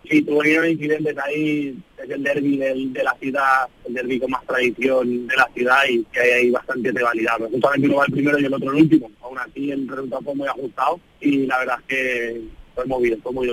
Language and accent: Spanish; Spain; moved away; un equipo de mi tierra, de España